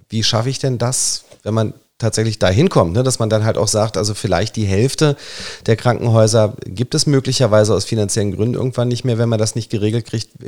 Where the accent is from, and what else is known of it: Germany